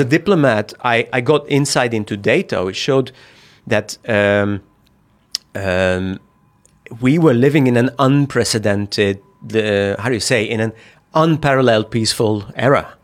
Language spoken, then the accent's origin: English; Hungary; moved away as an adult; also born or lived in Budapest; now in China; I come from Hungary